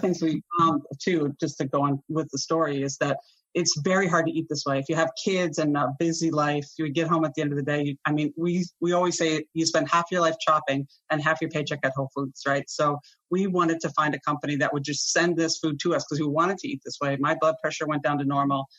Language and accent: English; Vermont, United States; I grew up in Vermont